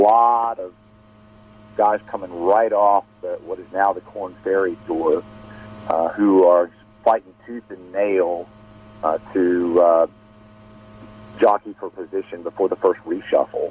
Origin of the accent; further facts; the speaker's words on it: Jackson, Mississippi, United States; my hometown event